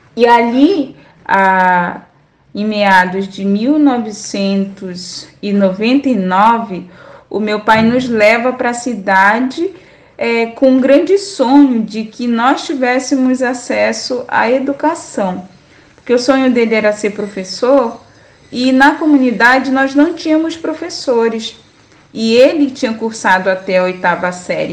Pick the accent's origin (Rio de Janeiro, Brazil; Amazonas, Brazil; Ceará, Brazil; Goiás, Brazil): Amazonas, Brazil; Solimões River; now in Manaus, Brazil; que é o Rio Solimões, de onde eu venho